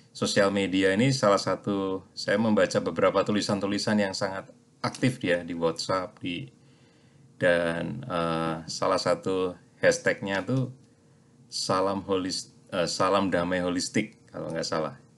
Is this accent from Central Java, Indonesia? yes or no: yes; Klaten, Central Java, Indonesia; jadi kita ya. ini sama-sama coklat ya, cowok Klaten.